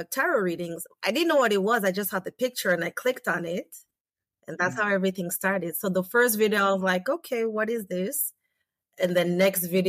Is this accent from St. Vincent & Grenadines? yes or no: yes; St. Vincent & Grenadines; now in Canada; I'm from the Caribbean island, St. Vincent